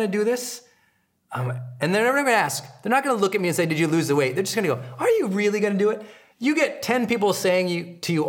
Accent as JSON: {"language": "English", "region": "Montana", "country": "United States", "said": "I'm from Montana where there are farm animals"}